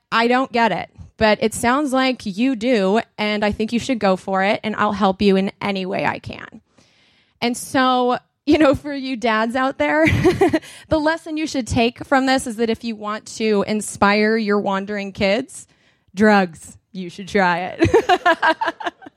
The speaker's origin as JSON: {"language": "English", "country": "United States", "accent": "movie accent", "said": "They knew I was American"}